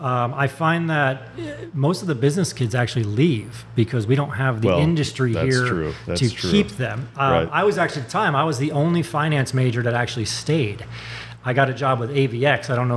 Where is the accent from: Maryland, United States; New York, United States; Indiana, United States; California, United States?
New York, United States; Hyde Park; moved away as an adult; also born or lived in Pawleys Island, South Carolina; Born and raised in upstate New York, Poughkeepsie. I say Poughkeepsie, really High Park, because nobody knows where High Park is. But an hour and a half north of New York City, right between Albany and New York City. But, you know, it was a great growing up in the Hudson Valley there.